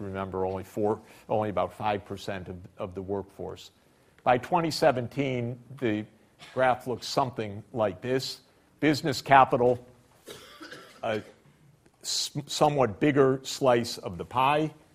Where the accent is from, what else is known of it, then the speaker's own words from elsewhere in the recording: Detroit, Michigan, United States; I grew up in Detroit